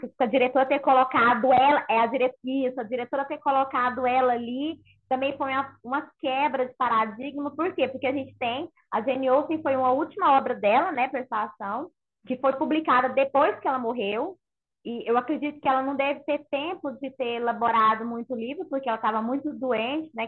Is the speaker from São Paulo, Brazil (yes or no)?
no; Goiânia, Goiás, Brazil; Goiânia é quente, gente. Eu sou de Goiânia